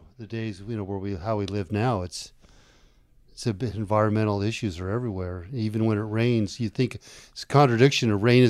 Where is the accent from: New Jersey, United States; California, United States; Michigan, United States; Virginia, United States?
California, United States; Southern; We're both from Southern California